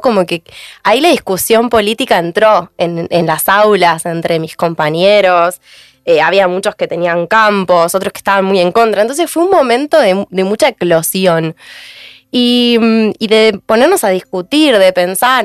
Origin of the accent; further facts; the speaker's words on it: Mar del Plata, Buenos Aires Province, Argentina; Yo soy de Mar del Plata